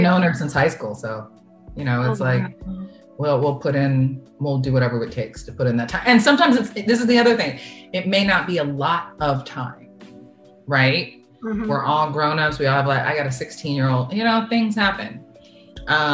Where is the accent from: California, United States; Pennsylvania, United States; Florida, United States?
California, United States; San Diego; moved away; One of my really, really, really close friends that I grew up with in San Diego